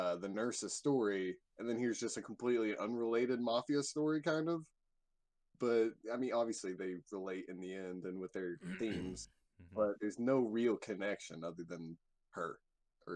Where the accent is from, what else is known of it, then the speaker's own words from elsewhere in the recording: United States; growing up in America